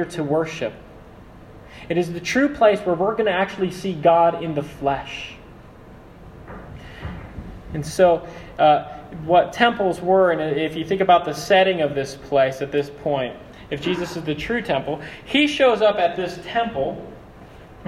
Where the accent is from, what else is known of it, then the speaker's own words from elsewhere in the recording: Philippines; I'm Filipino.